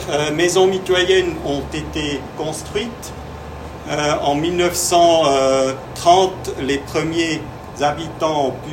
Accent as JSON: {"language": "French", "region": "Vienna", "country": "Austria", "said": "comme je viens de Vienne, euh, je peux un peu vous présenter comment ça s'est passé début du XXe siècle à, à Vienne."}